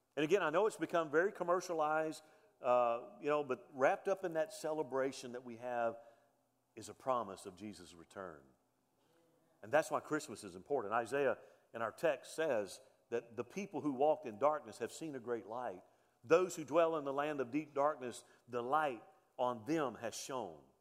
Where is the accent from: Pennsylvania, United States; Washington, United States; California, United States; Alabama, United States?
Alabama, United States; Mobile; I was born on November the 29th, 1965 in Mobile, Alabama